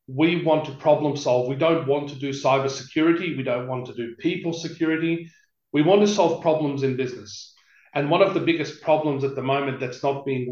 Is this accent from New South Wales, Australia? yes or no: yes; Sydney, New South Wales, Australia; now in Perth, Australia; I was born in Parramatta Hospital, but I lived in Western Sydney in an area called Greystanes.